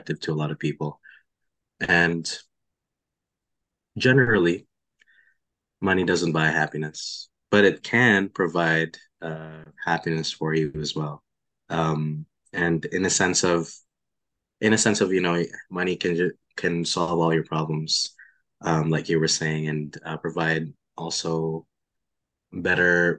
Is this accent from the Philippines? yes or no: yes; Philippines; moved away; a guy growing up in Philippines